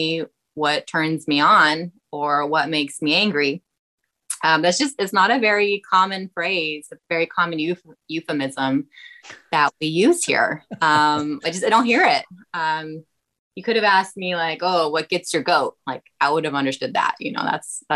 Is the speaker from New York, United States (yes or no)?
no; Fresno, California, United States; moved away as an adult; now in Glendale, United States; I'm from Fresno originally